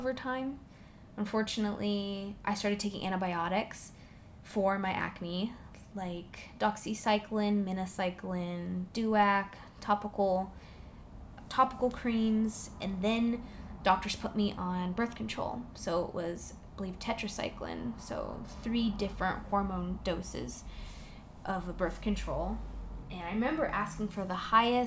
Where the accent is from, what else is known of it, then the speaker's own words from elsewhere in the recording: Orange County, California, United States; also born or lived in Fresno, California; now in Los Angeles, United States; I grew up in Orange County